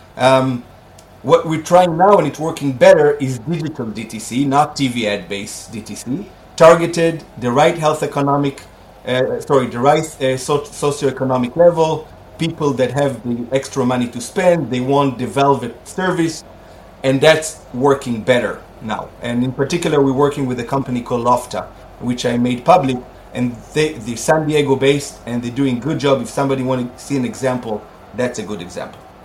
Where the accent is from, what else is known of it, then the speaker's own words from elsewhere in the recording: Israel; moved away as an adult; I'm Israelis, I was born and raised in Israel. I was here until I was 21 years old